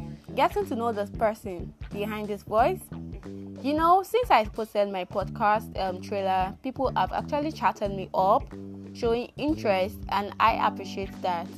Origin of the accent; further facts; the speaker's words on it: Rivers State, Nigeria; I am a born Nigerian from River State, but Akot precisely